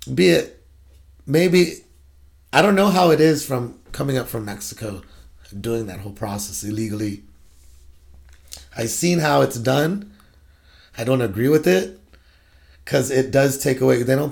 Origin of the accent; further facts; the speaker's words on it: Guam; also born or lived in California; now in Washington, United States; I grew up on Guam. I actually grew up in California. I went home to grow up most of my life on Guam. Guam is my home.